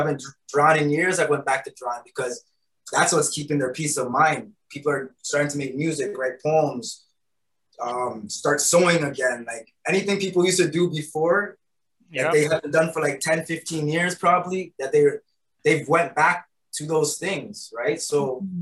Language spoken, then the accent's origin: English; Toronto, Ontario, Canada; moved away; also born or lived in Kitchener, Ontario; I was born in Toronto. I ended up coming to Kitchener with my grandmother.